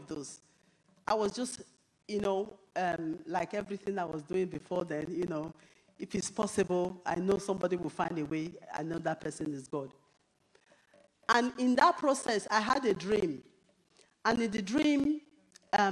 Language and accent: English; Nigeria; now in United Kingdom; even as a Nigerian